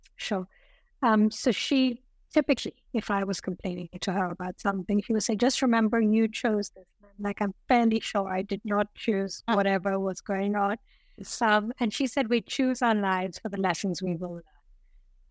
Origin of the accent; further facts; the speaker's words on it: northern India, India; moved away as an adult; also born or lived in London, United Kingdom; when I was four, my mother, we went back to India to see my maternal grandmother